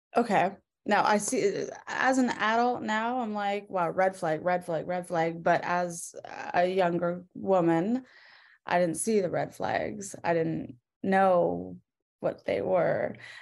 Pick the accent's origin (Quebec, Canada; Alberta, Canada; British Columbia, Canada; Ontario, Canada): British Columbia, Canada; moved away as an adult; also born or lived in Vancouver; I'm from Vancouver. Um, born and raised in like a little town, like an hour outside of Vancouver